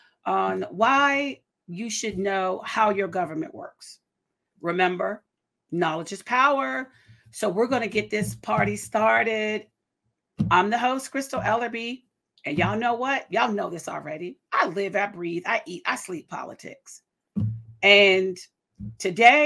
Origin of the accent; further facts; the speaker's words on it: Washington, District of Columbia, United States; also born or lived in Prince George's County, Maryland / Charles County, Maryland; I'm a native Washingtonian. I was born in Washington, D.C. I lived out in Prince George's County and Charles County, but I'm a native Washingtonian